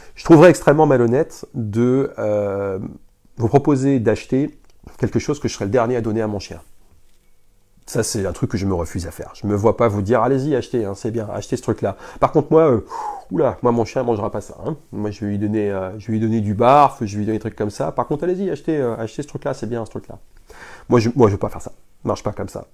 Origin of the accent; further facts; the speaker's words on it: Lille, Hauts-de-France, France; on est du Nord. Moi, je suis, euh, je suis lillois